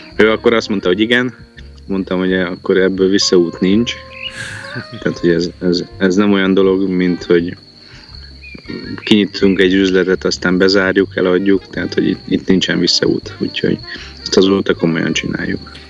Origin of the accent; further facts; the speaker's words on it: Győr, Győr-Moson-Sopron, Hungary; also born or lived in Balatoncsicsó / Nivegy Valley; Győrbe születtünk